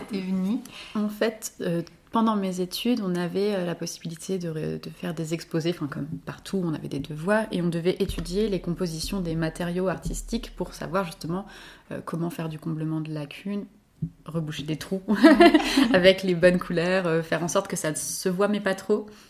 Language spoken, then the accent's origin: French; Lyon, Auvergne-Rhône-Alpes, France; Je vis à Rieux, donc tout à côté de Lyon, et j'ai toujours grandi dans les parages